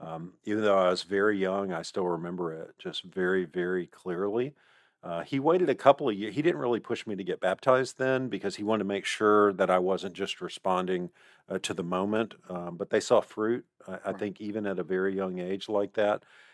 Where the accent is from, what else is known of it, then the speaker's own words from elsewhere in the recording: Mississippi, United States; moved away; also born or lived in Fredonia, New York; my dad was a church planter up in Buffalo, New York. We moved from Mississippi to a little town called Fredonia.